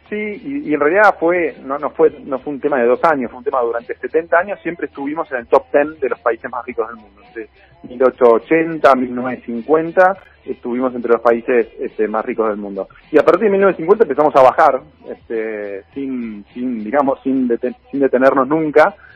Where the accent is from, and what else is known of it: Argentina